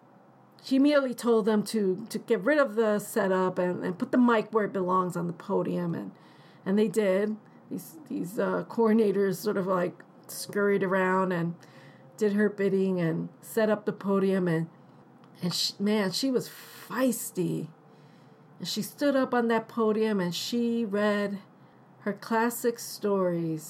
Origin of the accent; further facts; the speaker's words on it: New York City, New York, United States; also born or lived in New Jersey; growing up in New York City and in New Jersey